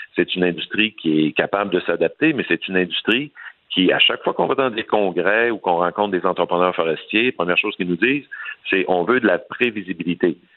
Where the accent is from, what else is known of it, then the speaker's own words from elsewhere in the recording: Saguenay, Quebec, Canada; chez moi au Saguenay